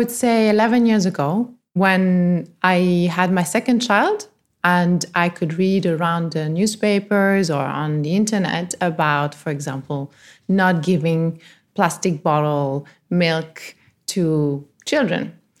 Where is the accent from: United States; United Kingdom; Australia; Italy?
Italy; also born or lived in France; I grew up in Italy and in France where there's a lot of nature, beautiful, you know, natural reserves, parks, lakes, and I gave it for granted.